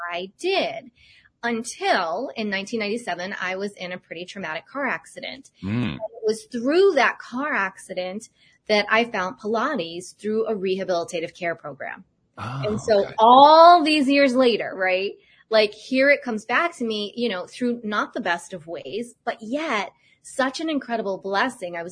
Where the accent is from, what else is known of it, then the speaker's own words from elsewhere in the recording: Cape Cod, Massachusetts, United States; moved away; also born or lived in Boulder, Colorado; Growing up on Cape Cod